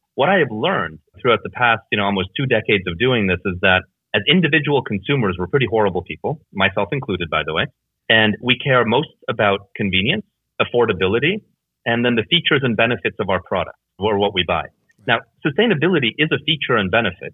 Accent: Canada; moved away as an adult; also born or lived in Hungary / Germany / Netherlands / Belgium; I effectively grew up there

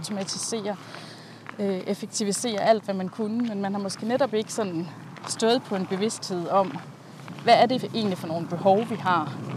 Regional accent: Langeland, Southern Denmark, Denmark; moved away as an adult; also born or lived in London; jeg har jo haft min barndom på Langeland

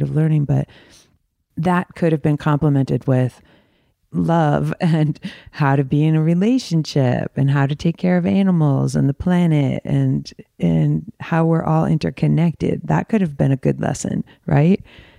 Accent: Michigan, United States; also born or lived in Arizona, United States; I'm from Michigan, right outside of Detroit in the burbs, and also in Arizona, in right outside of Phoenix and Tempe. I went back and forth because my folks were split up.

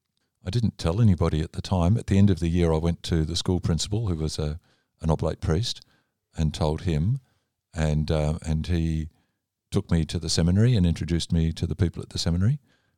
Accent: Melbourne, Victoria, Australia; also born or lived in Indonesia; I was born in Indonesia, as was the next brother down. Then my sister was born in Adelaide, a brother born in Darwin, and high schooling in Melbourne.

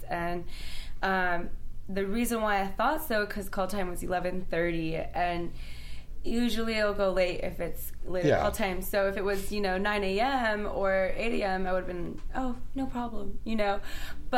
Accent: Minnesota, United States; I was born and raised in Minnesota

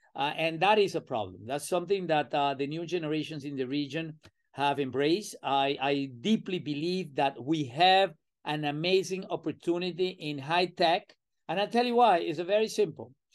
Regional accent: Venezuela; accent: Latin American; moved away as an adult; now in United States; I'm originally from Venezuela

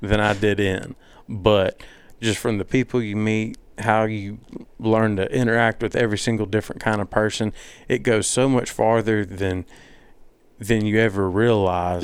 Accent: Madison, Mississippi, United States; I'm from Madison

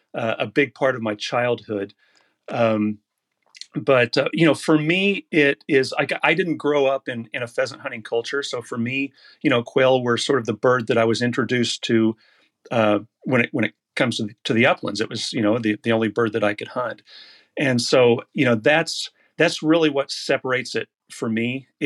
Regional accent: Norman, Oklahoma, United States; now in Woodward, United States; I am in Woodward, Oklahoma. I was born and raised in Norman, but moved up to Woodward, which is in the northwest part of the state after school.

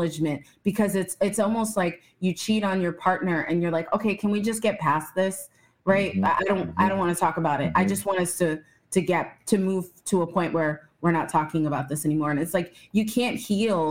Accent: Virginia, United States; also born or lived in Texas / Norfolk, Virginia / Richmond, Virginia; I grew up in Virginia

